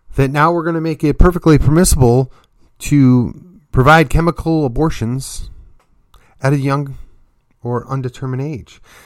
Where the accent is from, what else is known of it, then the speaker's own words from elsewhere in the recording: McKinney, Texas, United States; my hometown of McKinney, then in my county, Collin County, and then ultimately the state of Texas